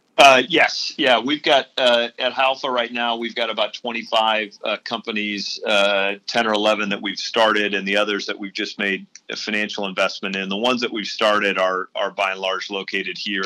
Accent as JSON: {"language": "English", "town": "St. Louis", "region": "Missouri", "country": "United States", "tie": "born or raised there", "also_born_or_lived": "Oxford, Ohio", "moved": "as an adult", "lives_now": "Indianapolis, United States", "said": "I was born and raised in St. Louis"}